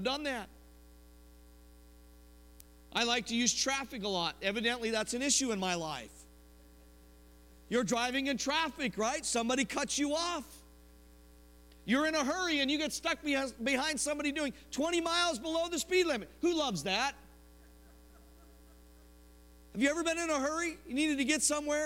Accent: Denver, Colorado, United States; moved away; I'm from Denver

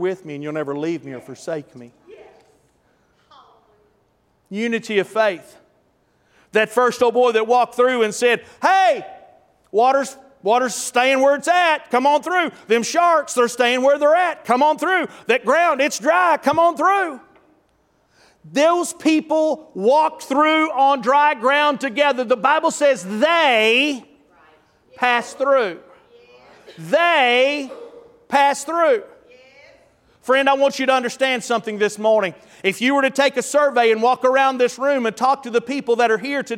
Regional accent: Tulsa, Oklahoma, United States; I'm from North Tulsa

